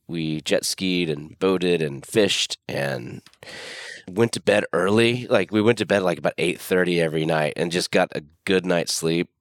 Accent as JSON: {"language": "English", "town": "Pensacola", "region": "Florida", "country": "United States", "tie": "born or raised there", "also_born_or_lived": "Austin, Texas / New York / Dallas, Texas", "moved": "as an adult", "said": "I live in my hometown"}